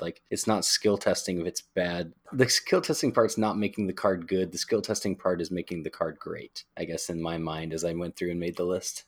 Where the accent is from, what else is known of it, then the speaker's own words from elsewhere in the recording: Pacific Northwest, United States; Pacific Northwest for life.